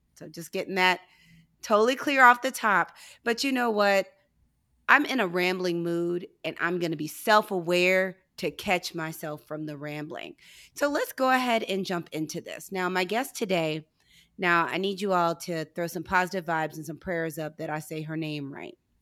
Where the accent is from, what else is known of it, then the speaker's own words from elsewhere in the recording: St. Louis, Missouri, United States; I'm from St. Louis